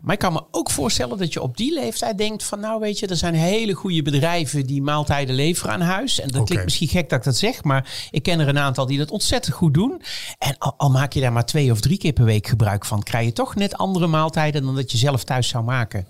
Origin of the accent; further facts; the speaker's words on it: Netherlands; als Nederlanders